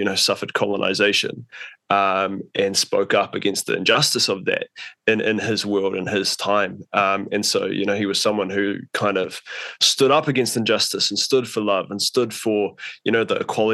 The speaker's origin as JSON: {"language": "English", "region": "Auckland", "country": "New Zealand", "tie": "born or raised there", "said": "I grew up in West Auckland, like Riverhead, Coatesville, quite far out as a kid"}